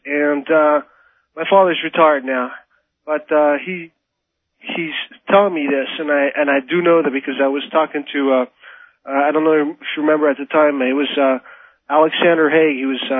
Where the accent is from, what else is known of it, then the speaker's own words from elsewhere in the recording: Morocco; I grew up in Morocco. I don't know if you ever heard of in Morocco, North Africa, and I spent 16 years over there with my parents.